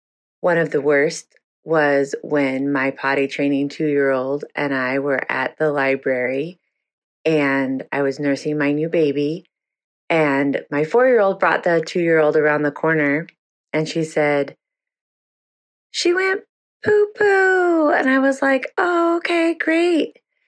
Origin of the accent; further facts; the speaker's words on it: Iowa, United States; from the Quad Cities in Iowa.